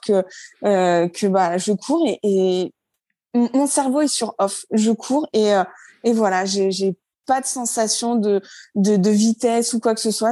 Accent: Normandy, France; also born or lived in Brittany / La Ciotat; now in Orléans, France; je suis pas du tout de la région. De base, je suis normande.

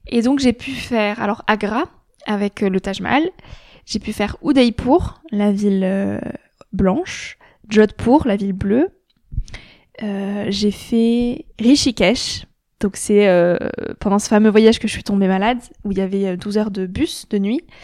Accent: France; je suis française, je garde toutes mes habitudes françaises

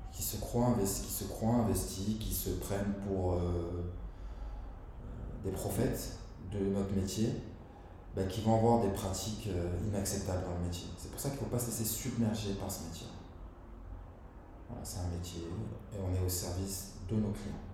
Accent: Lyon, Auvergne-Rhône-Alpes, France; Benzema, on est lyonnais.

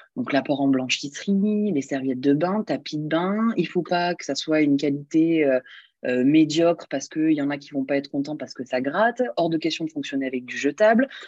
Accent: Montpellier, Occitania, France; je suis de Montpellier, donc euh, j'ai toujours vécu là

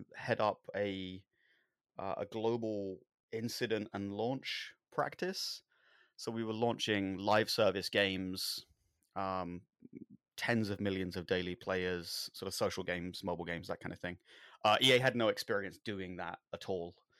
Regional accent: London, United Kingdom; I grew up in London.

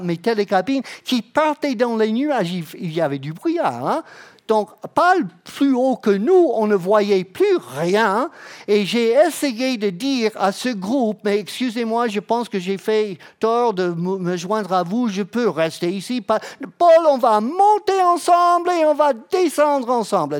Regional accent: Florida, United States; French is a second language; moved away as an adult; now in France; je viens de la Floride

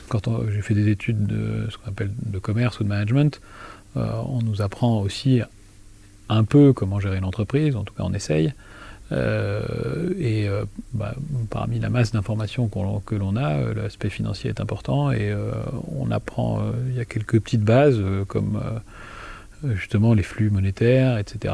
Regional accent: Thann, Grand Est, France; moved away as an adult; also born or lived in Lille / Nice / United States / Sweden; j'ai passé mon enfance à Tannes, donc je suis un enfant de Tannes

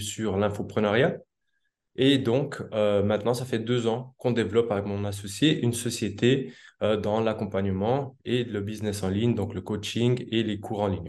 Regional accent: Switzerland; moved away as an adult; now in South America; je suis originaire de Suisse à la base.

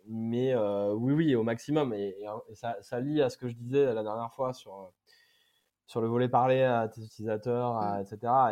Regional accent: Brive-la-Gaillarde, Nouvelle-Aquitaine, France; je suis même de Brive-la-Gaillarde

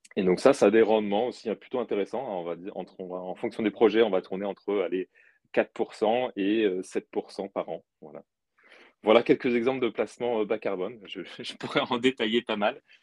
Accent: Brittany, France; je suis breton d'origine

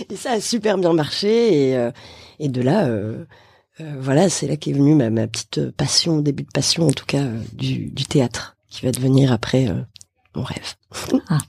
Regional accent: Bordeaux, Nouvelle-Aquitaine, France; moved away as an adult; now in Paris, France; je viens de Bordeaux, je suis à Paris depuis maintenant 4 ans

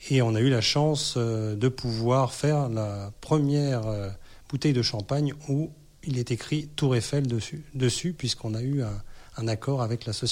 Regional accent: Rochester, New York, United States; born there; mon père a travaillé euh, aux États-Unis euh, dans les années 70 et je suis né euh, dans l'État de New York, euh, près de Rochester, exactement. Donc j'ai un passeport américain.

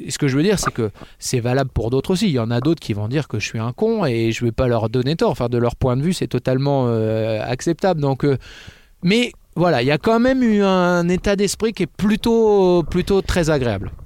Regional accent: Fitz-James, Hauts-de-France, France; j'ai grandi à Fitjams, à côté de Clermont, dans l'Oise

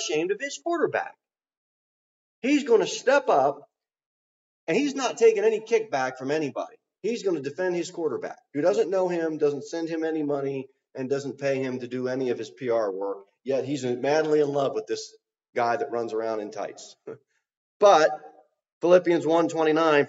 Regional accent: New Jersey, United States; moved away; I came from South Jersey

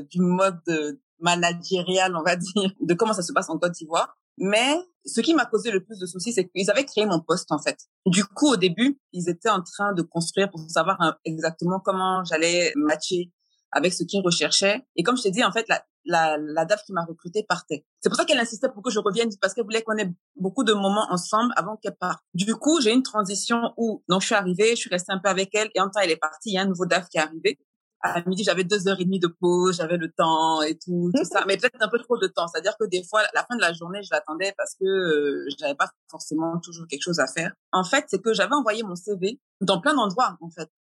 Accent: France; moved away; Donc je venais de l'étranger, donc je venais de France et en plus je suis métisse.

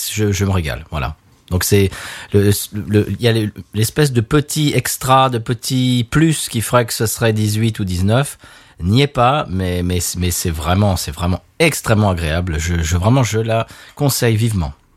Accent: France; now in United States; On vit aux États-Unis, mais on est français

